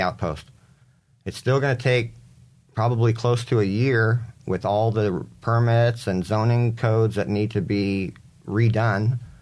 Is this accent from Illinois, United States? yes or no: no; San Diego, California, United States; also born or lived in Coronado, California / Geneva, Switzerland; moved to University City, by, uh, about two blocks away from U T C. And grew up there as a teenager, graduated U C High, class of ninety